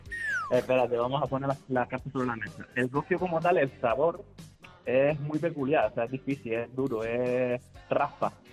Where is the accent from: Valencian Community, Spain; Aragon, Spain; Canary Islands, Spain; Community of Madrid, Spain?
Canary Islands, Spain; en Canarias también somos famosos